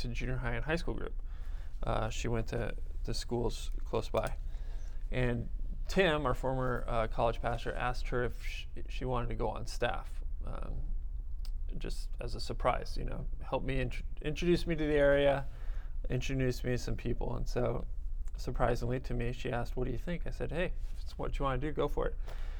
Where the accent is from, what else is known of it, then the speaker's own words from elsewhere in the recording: Burbank, California, United States; In Burbank.